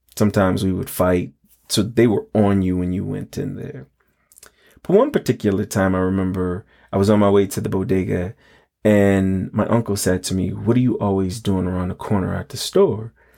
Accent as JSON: {"language": "English", "town": "New York City", "region": "New York", "country": "United States", "tie": "born or raised there", "said": "I grew up in the High Bridge neighborhood of the Bronx, around West one sixty-sixth and Ogden"}